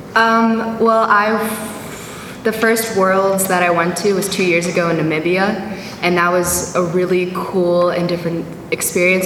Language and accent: English; Baltimore, Maryland, United States; also born or lived in Detroit, Michigan; I'm from Baltimore, Maryland, and I lived in Detroit until I was seven.